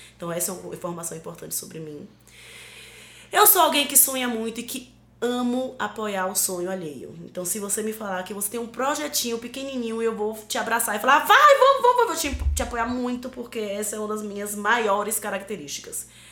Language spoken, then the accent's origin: Portuguese; Northeast Region, Brazil; Sou uma mulher negra, sou uma mulher nordestina